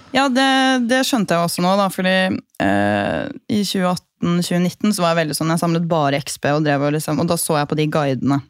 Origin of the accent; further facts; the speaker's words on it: Gol, Buskerud, Norway; jeg er fra Gol, og vi bodde på et litt øde sted